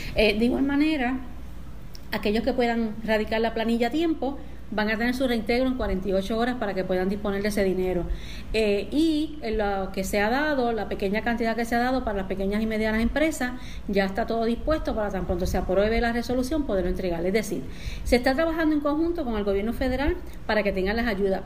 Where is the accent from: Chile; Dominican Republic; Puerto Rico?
Puerto Rico; A todo mi pueblo puertorriqueño, volvemos a estar en un lockdown